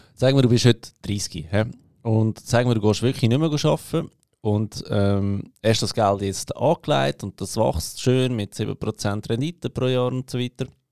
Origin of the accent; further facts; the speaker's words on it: Switzerland; als Schweizer